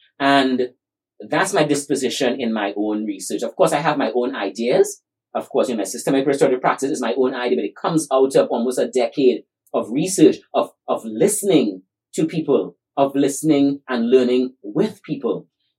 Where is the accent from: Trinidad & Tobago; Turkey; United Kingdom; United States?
Trinidad & Tobago; he heard me sharing my story that I just shared with you growing up in Trinidad.